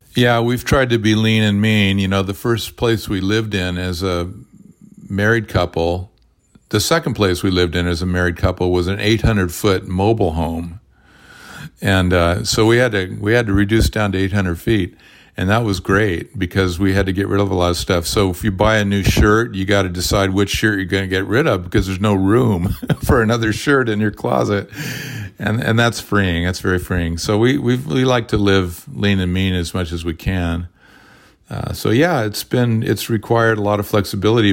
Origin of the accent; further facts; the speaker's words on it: Orange County, California, United States; my days growing up in Orange County, California